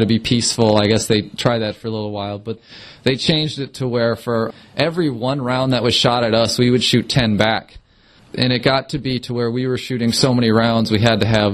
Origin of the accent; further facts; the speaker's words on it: Melrose, Minnesota, United States; I'm originally from Melrose, Minnesota